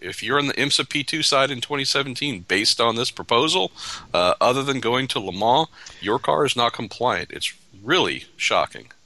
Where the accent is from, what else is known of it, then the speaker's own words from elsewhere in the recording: United States; as an American